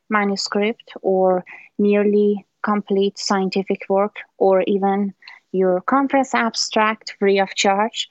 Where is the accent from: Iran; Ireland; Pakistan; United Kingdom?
Iran; now in Maryland, United States; I'm originally from Iran